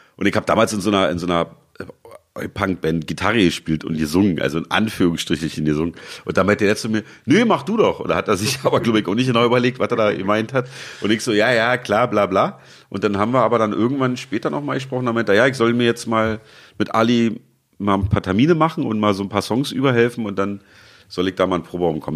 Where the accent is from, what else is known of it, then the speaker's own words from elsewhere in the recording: Berlin, Germany; also born or lived in Leipzig; ich bin in Leipzig geboren und mit einem Jahr nach Berlin gezogen, ungefragt, musste ich mit und lebe jetzt hier seit 43,5 Jahren.